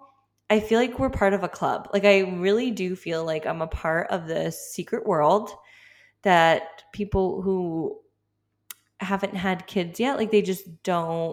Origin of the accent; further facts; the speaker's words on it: Massachusetts, United States; moved away; I'm from Massachusetts originally